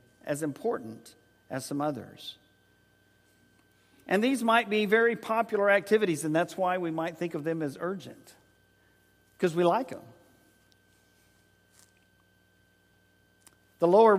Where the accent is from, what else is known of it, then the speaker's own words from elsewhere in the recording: San Antonio, Texas, United States; also born or lived in Oklahoma City, Oklahoma; when we were there in high school.